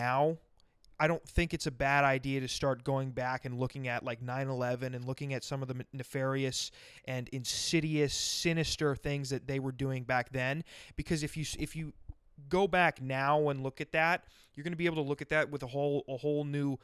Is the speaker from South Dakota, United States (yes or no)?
yes; Rapid City, South Dakota, United States; also born or lived in Sioux Falls, South Dakota; I've lived in Sioux Falls, but I'm from Rapid City, which is like 5.5 hours west on I-90.